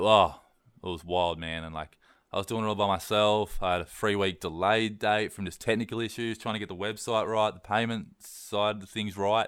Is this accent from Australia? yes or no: yes; East Coast, Australia; I'm from East Coast, Australia